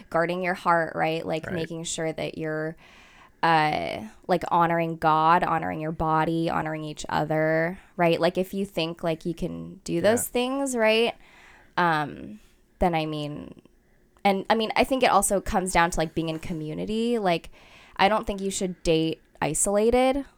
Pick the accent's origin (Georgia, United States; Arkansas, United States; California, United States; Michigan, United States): California, United States; Fremont; I was born in Fremont, so I was here my whole life